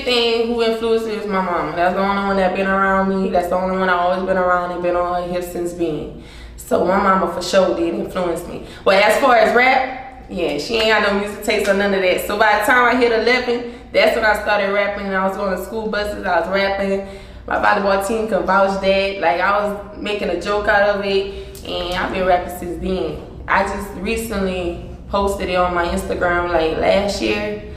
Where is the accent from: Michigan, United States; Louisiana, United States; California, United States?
Louisiana, United States; Breaux Bridge; I'm from Burbridge, and it's still a small area. If you know Crawfish, you know Burbridge